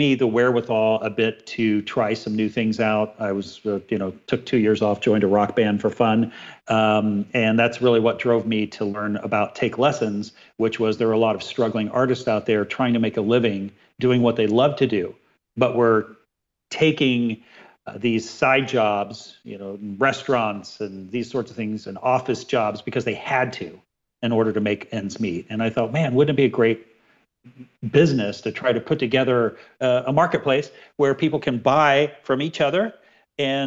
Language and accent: English; Dayton, Ohio, United States; I grew up in Ohio, Dayton, Ohio, not too far from Michigan